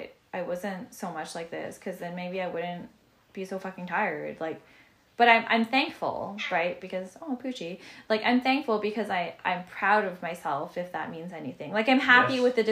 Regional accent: Canada; They know I'm from Canada

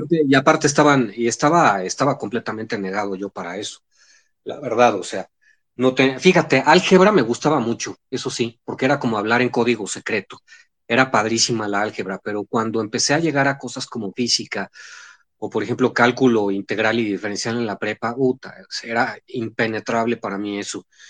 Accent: Mexico City, Mexico; de la Ciudad de México, soy chilaquil, soy chilaquil.

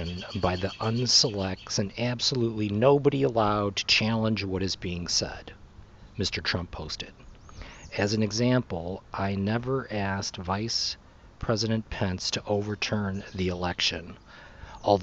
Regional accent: Mexico; I grew up in Mexico and around Mexican people my whole life

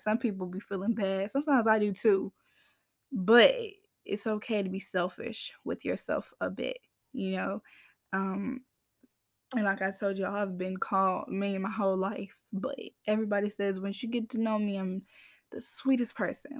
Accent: Georgia, United States; I'm from Georgia, y'all, as I say. A lot of people think I'm from up north, but I'm not from up north. Georgia gal

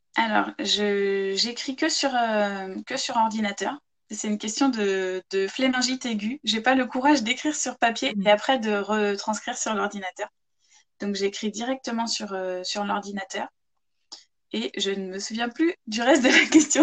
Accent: Chartres, Centre-Val de Loire, France; also born or lived in Ireland; now in Manche, France; Je suis originaire de Chartres en Eure-et-Loire à la base, c'est là-bas que j'ai grandi

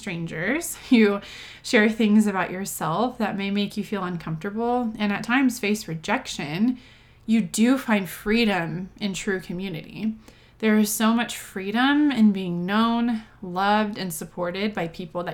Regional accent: Texas, United States; moved away as an adult; now in Denver, United States; I'm originally from Texas

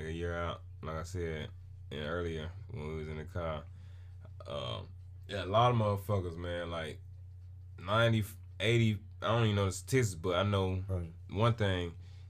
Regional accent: New York, United States; See, I'm from New York, man.

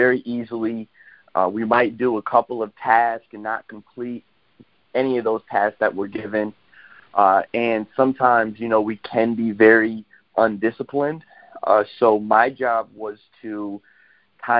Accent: Waterford, Michigan, United States; I'm from Waterford, Michigan

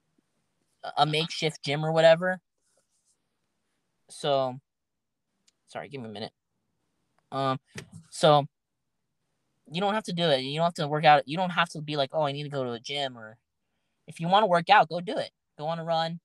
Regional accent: United States; as an American

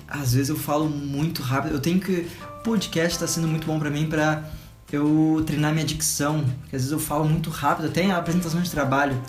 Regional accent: Pelotas, Rio Grande do Sul, Brazil; moved away; a minha mãe, ela é de Pelotas, Rio Grande do Sul, de onde eu sou também

